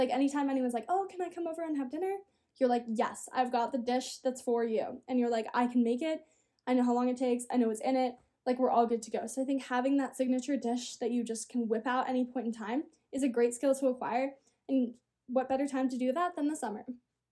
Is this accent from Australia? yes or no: yes; Australia; I'm from Australia, so I'm an ocean girl 100%.